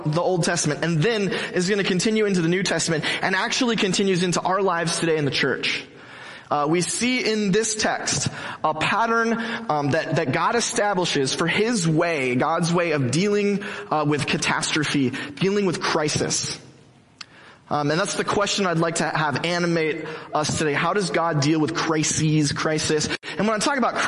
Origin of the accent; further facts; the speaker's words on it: Mission Viejo, California, United States; I'm from Mission Viejo, Orange County, I grew up here